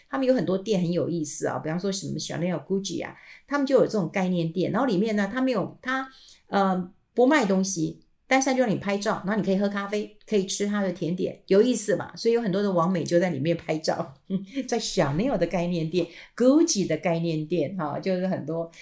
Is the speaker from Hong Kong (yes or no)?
no; Taiwan; 我们台湾人喜欢吃年糕